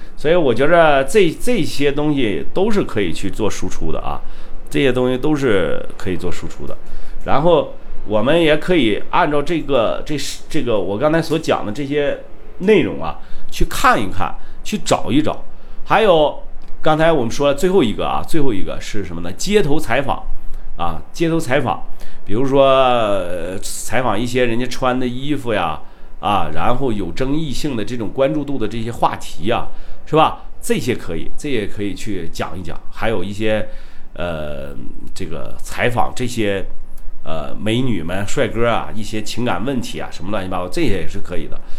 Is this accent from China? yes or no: yes; Shandong, China; accent: Northeastern (Dongbei); now in Kunming, China; 你这口音听得真准啊，我是山东人啊，我就不告诉你怎么有东北口音了